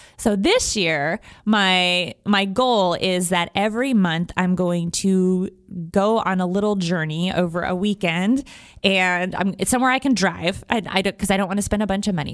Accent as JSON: {"language": "English", "country": "United States", "also_born_or_lived": "Wyoming / Montana", "moved": "yes", "lives_now": "Houston, United States", "said": "I'm from Wyoming and Montana originally"}